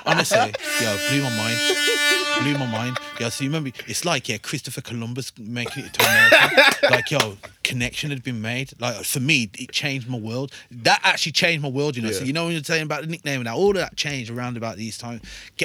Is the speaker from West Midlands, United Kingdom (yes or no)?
yes; Wolverhampton, West Midlands, United Kingdom; I can say I'm from Wolves to someone.